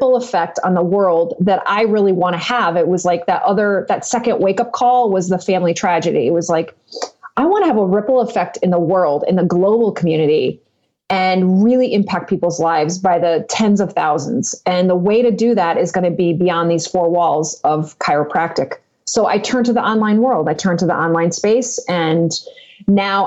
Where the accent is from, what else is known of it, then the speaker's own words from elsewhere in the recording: Connecticut, United States; moved away as an adult; also born or lived in Western New York; now in Phoenix, United States; I grew up in Connecticut. I moved to Western New York for a period of 10 years, moved back to Connecticut to my home. And I just actually left my childhood home, Connecticut, to move to Phoenix, Arizona, which is where I am now